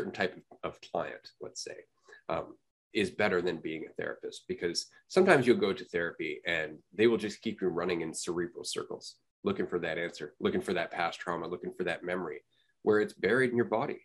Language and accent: English; Canada; I'm from Canada